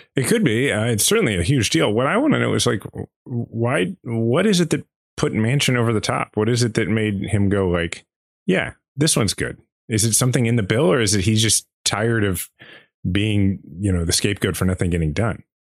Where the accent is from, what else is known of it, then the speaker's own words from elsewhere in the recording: Kansas City, United States; proud as I am to be from Kansas City